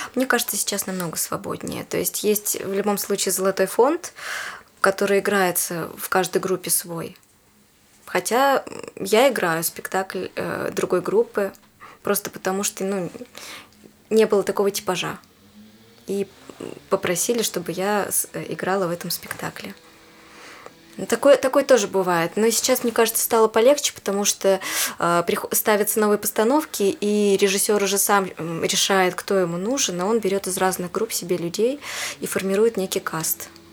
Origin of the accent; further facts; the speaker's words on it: Yekaterinburg, Sverdlovsk Oblast, Russia; also born or lived in Khanty-Mansiysk; now in Moscow, Russia; Я сама из Екатеринбурга